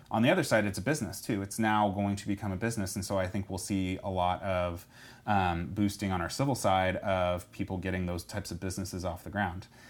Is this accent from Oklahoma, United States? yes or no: yes; Edmond, Oklahoma, United States; also born or lived in Stillwater, Oklahoma; now in Tulsa, United States; born and raised in Edmond